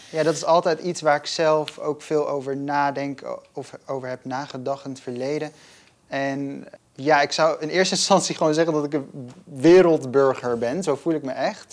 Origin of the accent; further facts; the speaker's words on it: Gelderland, Netherlands; first language Dutch; ik ben opgegroeid in Gelderland, in een klein stadje.